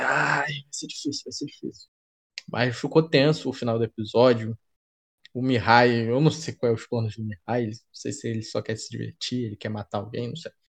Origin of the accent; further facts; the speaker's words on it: Brazil; vou falar como brasileiro